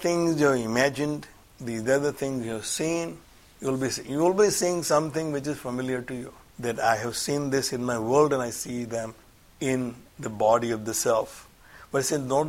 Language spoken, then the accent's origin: English; India; I'm an Indian born in India